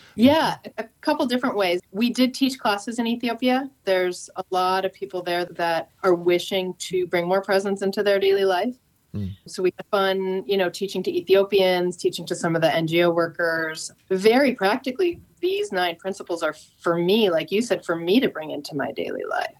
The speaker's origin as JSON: {"language": "English", "town": "San Francisco", "region": "California", "country": "United States", "lives_now": "Santa Cruz, United States", "said": "I'm from San Francisco"}